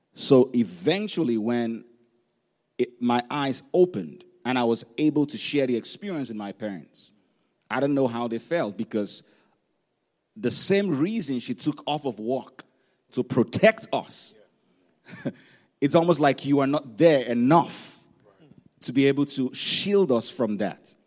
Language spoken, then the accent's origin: English; Nigeria; when we were growing up in Nigeria